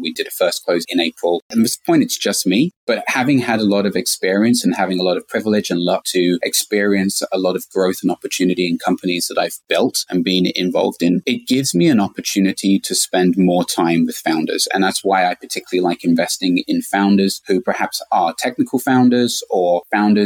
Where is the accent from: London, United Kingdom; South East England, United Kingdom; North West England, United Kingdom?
London, United Kingdom; moved away as an adult; now in San Francisco, United States; I'm originally from London. I moved to San Francisco in 2006